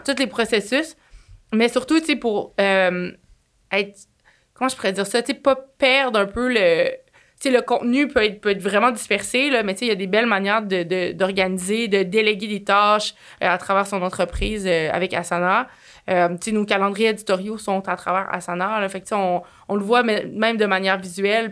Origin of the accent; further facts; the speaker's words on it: Quebec, Canada; accent: Québécois; mon accent cassé québécois